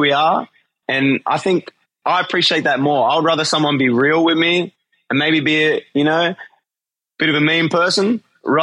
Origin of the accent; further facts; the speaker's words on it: Australia; moved away; the boys from my home country